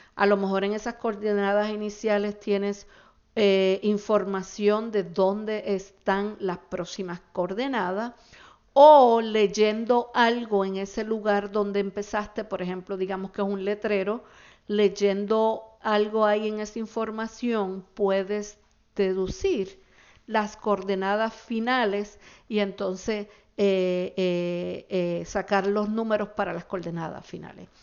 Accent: Puerto Rico

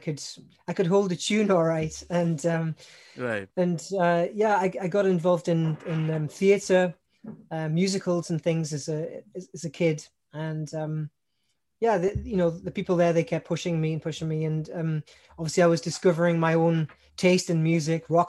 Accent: Newcastle upon Tyne, North East England, United Kingdom; moved away as an adult; now in Germany; I've been here for basically 20 years, but I come originally from Newcastle upon Tyne. That's in the northeast of England

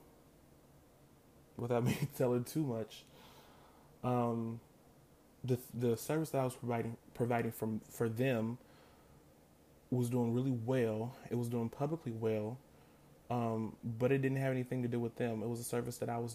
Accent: United States; I'm African American.

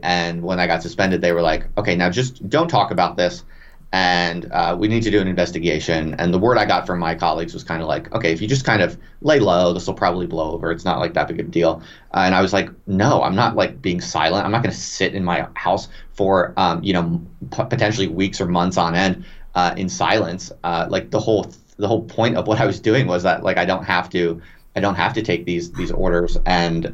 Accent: United States; moved away as an adult; also born or lived in England; I'm American, but I moved to England for a tenure track job

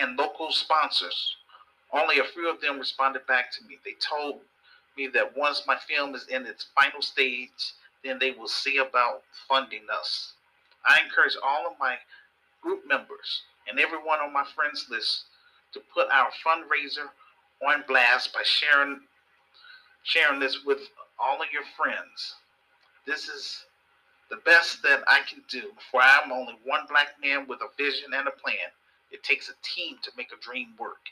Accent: Chicago, Illinois, United States; This film is about my experience growing up in Chicago. I am a Chicago native.

